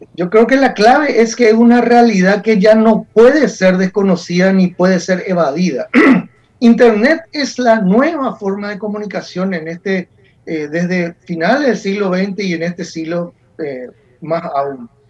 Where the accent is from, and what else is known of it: Paraguay